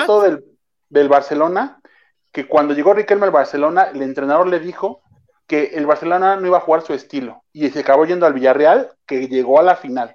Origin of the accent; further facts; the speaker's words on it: Mexico; como mexicano